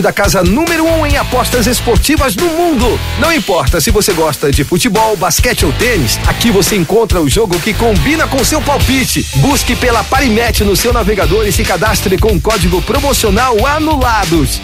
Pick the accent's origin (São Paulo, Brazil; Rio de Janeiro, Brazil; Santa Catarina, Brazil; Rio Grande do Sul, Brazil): Rio de Janeiro, Brazil; accent: Carioca; eu, eu tenho sotaque de carioca, mas eu sou argentino